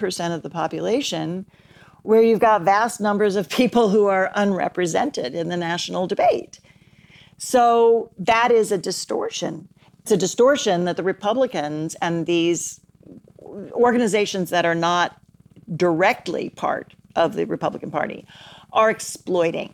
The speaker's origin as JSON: {"language": "English", "region": "Oklahoma", "country": "United States", "tie": "born or raised there", "said": "my home state in Tulsa"}